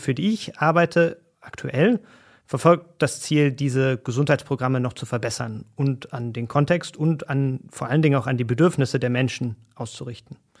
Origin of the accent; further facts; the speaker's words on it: Germany; bei uns in Deutschland